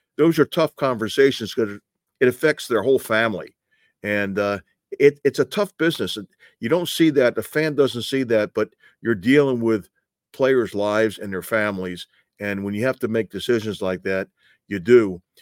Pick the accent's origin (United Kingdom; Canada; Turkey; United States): United States; New York; moved away; I grew up in New York, and I know that area